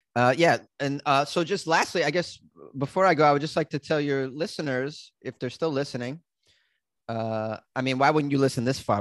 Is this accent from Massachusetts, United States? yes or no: yes; Haverhill, Massachusetts, United States; accent: Boston; now in Los Angeles, United States; my hometown is a place called Haverhill, Massachusetts